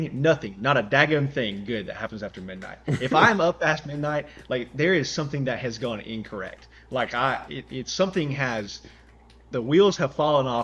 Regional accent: Georgia, United States; I live where we grew up in Georgia.

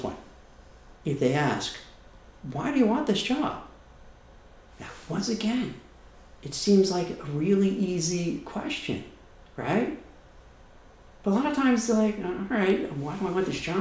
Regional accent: New York, United States; I'm from New York and I talk really fast

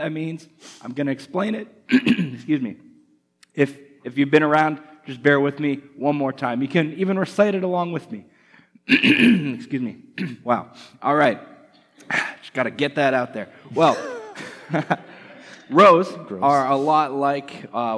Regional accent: Canada; moved away as an adult; now in United States; I'm from Canada, and over the last few months I've been going through the immigration process to be a permanent resident here in the United States

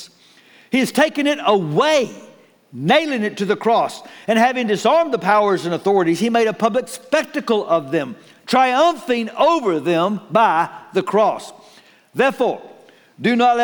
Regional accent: Waco, Texas, United States; I was born in Waco.

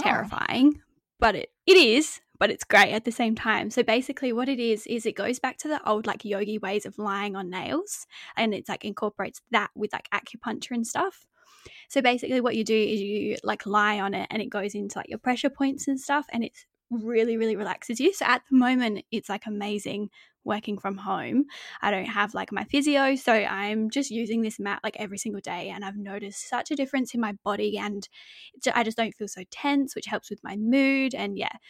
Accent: Adelaide, South Australia, Australia; also born or lived in Devon, England; when I was six years old, we moved to Adelaide, Australia.

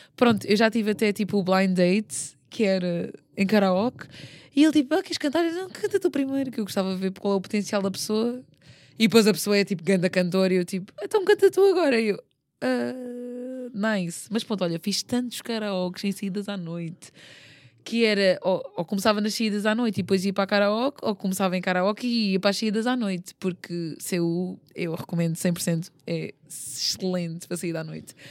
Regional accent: Portugal; moved away as an adult; also born or lived in South Korea; é o meu país, pronto, eu, foi onde eu cresci

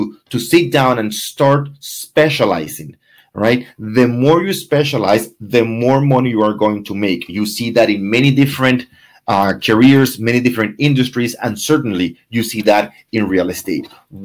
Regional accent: Venezuela; now in Coral Gables, United States; My background, I'm from Venezuela

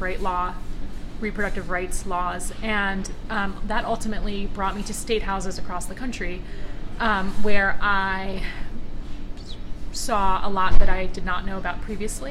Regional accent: Westchester County, New York, United States; I am from Westchester County

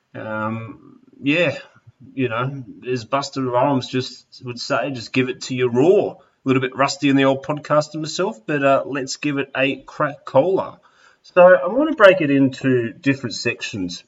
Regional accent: Melbourne, Victoria, Australia; moved away as an adult; I have moved across country and am now back in my hometown of Melbourne

